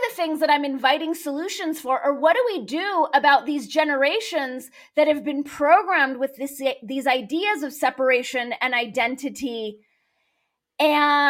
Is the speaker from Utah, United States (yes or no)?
no; Los Angeles, California, United States; I grew up in Los Angeles